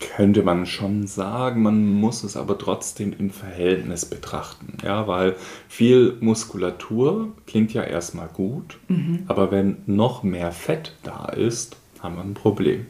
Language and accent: German; Schönbuch region, Swabia, Baden-Württemberg, Germany; aus meiner Heimat, nämlich die Schönbuchregion in Schwabenländle.